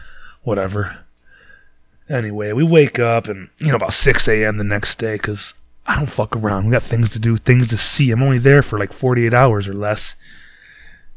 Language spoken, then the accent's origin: English; Detroit, Michigan, United States; we're from Detroit